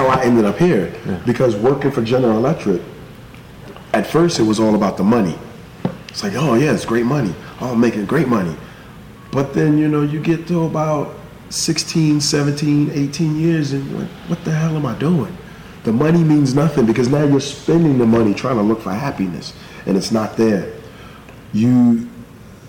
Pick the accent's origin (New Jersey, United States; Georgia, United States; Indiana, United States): New Jersey, United States; East Orange; moved away; also born or lived in Florida; I'm from East Orange, New Jersey.